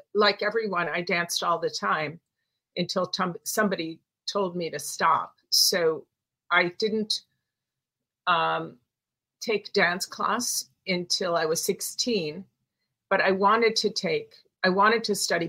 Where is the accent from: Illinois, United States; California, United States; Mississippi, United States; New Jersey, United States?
Illinois, United States; Chicago; In Chicago.